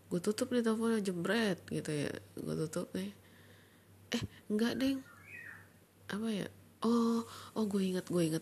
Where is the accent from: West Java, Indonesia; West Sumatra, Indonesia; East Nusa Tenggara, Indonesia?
West Sumatra, Indonesia; Padang; gue orang Padang pacar gue juga orang Padang